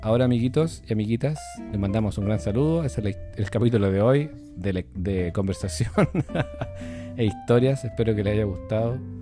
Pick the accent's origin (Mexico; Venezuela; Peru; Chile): Chile; Rancagua, O'Higgins; Cuando era un niño, cuando era un pequeñín, chiquitín, allá en Rancagua, porque yo nací en Rancagua